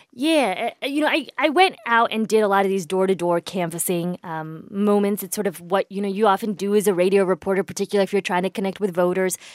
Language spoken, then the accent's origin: English; Indiana, United States; moved away; I grew up in the Midwest. I was born in the Midwest. I grew up in the Midwest. I went to college in the Midwest. Um, most of that time was spent in Indiana